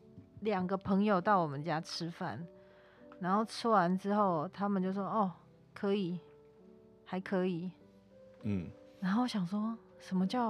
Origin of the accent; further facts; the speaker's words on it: Taiwan; first language Taiwanese Hokkien; Chinese is a second language; 我用台语就是讲台语长大的人